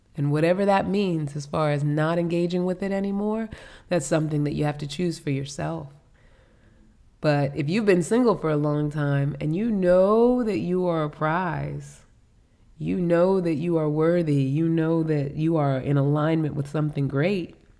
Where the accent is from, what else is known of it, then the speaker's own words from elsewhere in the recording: New York City, New York, United States; now in Virginia, United States; I'm a New Yorker. We're from New York